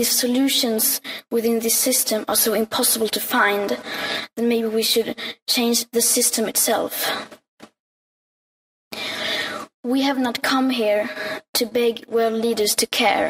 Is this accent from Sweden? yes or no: yes; Sweden; I am 15 years old and I'm from Sweden